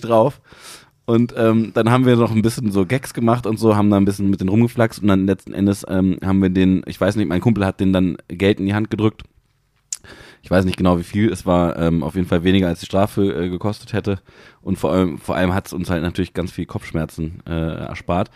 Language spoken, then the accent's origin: German; Hanover, Lower Saxony, Germany